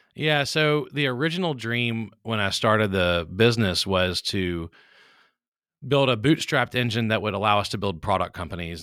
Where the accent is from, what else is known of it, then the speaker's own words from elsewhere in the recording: Baton Rouge, Louisiana, United States; I'm from Baton Rouge, Louisiana, so I'm a South Louisiana guy who grew up in a family of people who didn't use computers